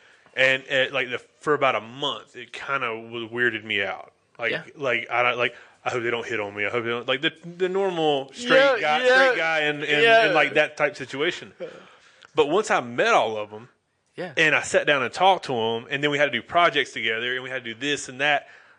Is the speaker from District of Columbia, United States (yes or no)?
no; North Carolina, United States; accent: country; I was born in North Carolina, like lived in North Carolina. I'm from the South. I'm not a country boy. I got a country accent, but I'm more of a city boy than I am a country boy.